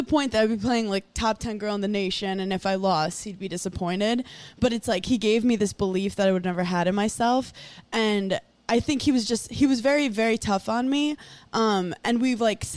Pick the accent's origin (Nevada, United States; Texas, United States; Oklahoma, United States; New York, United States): New York, United States; New York City; I grew up in New York City